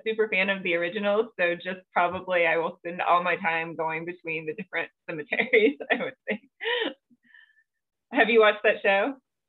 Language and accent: English; South Georgia, United States; now in Colorado, United States; I grew up in South Georgia and we didn't have much cold weather there